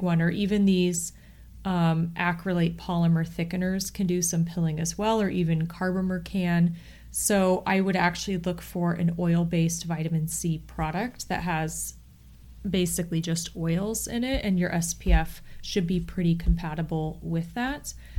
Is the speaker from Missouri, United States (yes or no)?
no; Akron, Ohio, United States; I'm also from Northeast Ohio